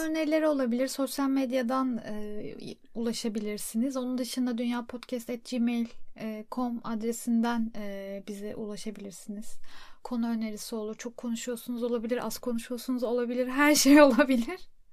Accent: Turkey; moved away; also born or lived in Europe; Türk'üm, Türkiye'den geldim

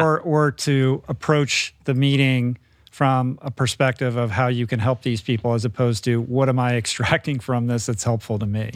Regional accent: Bethesda, Maryland, United States; moved away as an adult; I grew up in Bethesda

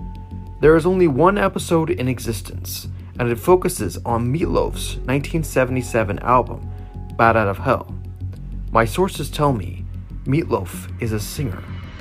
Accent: Toronto, Ontario, Canada; born there; I was born on January 16th, 1973, in a Toronto hospital, a hefty 17 pounds.

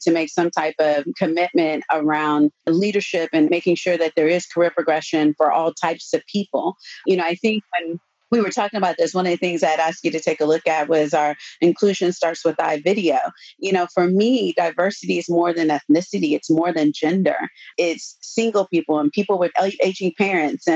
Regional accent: Austin, Texas, United States; I grew up in Austin.

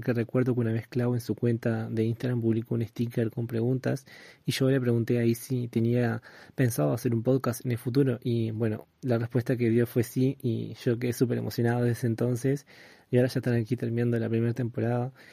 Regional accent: Uruguay; Tengo 23 años, soy de Uruguay.

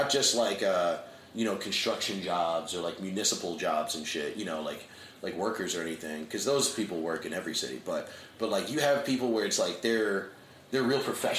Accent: Scotch Plains, New Jersey, United States; moved away as an adult; now in New York City, United States; I grew up in New Jersey. And I've lived in New York City for 12 years.

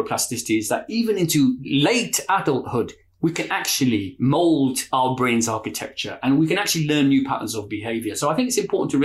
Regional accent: London, United Kingdom; now in Bradford, United Kingdom; a Londoner living in Bradford

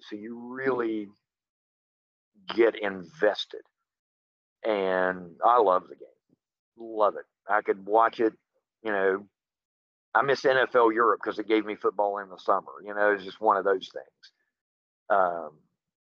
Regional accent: Hico, West Virginia, United States; also born or lived in Beckley, West Virginia / Charleston, West Virginia; now in Randolph County, West Virginia, United States; I was born, raised, and lived in HICO, about 3 miles from Midland Trail High School

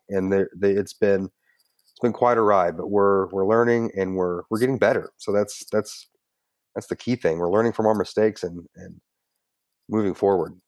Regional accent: Woodford County, Kentucky, United States; also born or lived in Prestonsburg, Kentucky; in the middle of first grade, I moved to Woodford County

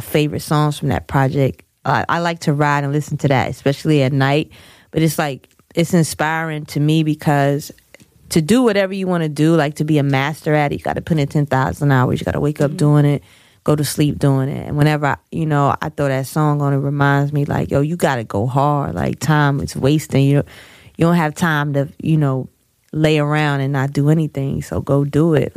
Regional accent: Snow Hill, North Carolina, United States; I'm from Snow Hill, North Carolina.

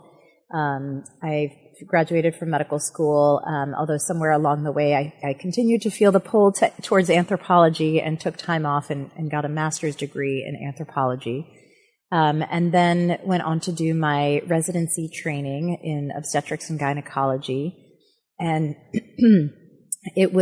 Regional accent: Buffalo, New York, United States; moved away as an adult; I grew up in Buffalo, New York, had my formative

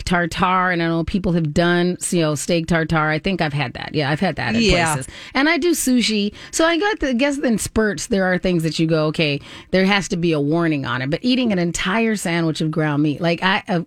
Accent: Southwest, United States; now in Minnesota, United States; I grew up in the Southwest.

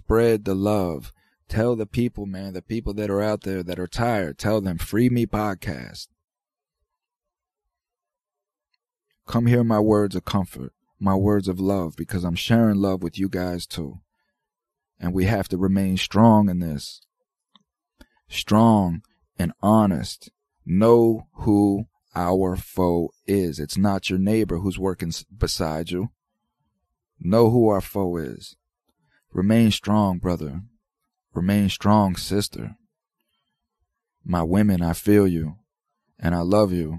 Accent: United States; as an American citizen

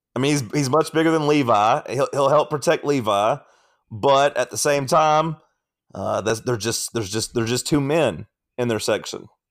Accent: Athens, Tennessee, United States; I'm from McMinn County, not Monroe County

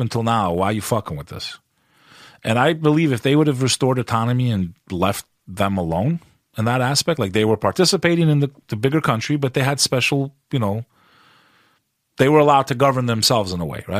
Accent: United States; also born or lived in Kosovo; as an American

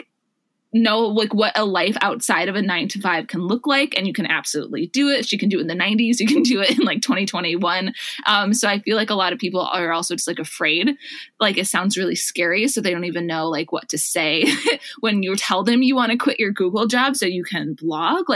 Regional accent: Wisconsin, United States; moved away as an adult; also born or lived in Minneapolis, Minnesota; now in San Francisco, United States; I grew up in Wisconsin and I went to college in Minneapolis.

